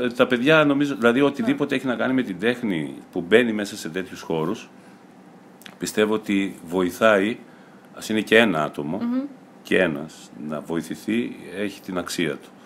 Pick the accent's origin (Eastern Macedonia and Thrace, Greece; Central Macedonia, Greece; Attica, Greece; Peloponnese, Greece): Eastern Macedonia and Thrace, Greece; Kavala; βρέθηκα στην πόλη μου ξανά στην Καβάλα